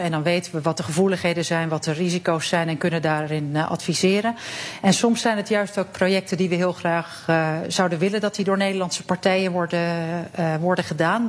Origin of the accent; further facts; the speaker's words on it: Netherlands; now in Cyprus; wij hebben als Nederlanders